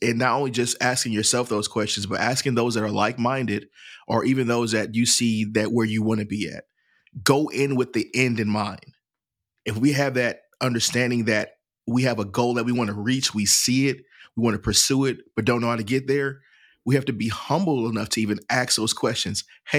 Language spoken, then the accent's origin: English; St. Louis, Missouri, United States; I'm from St. Louis, Missouri originally. So my family, I traveled a lot.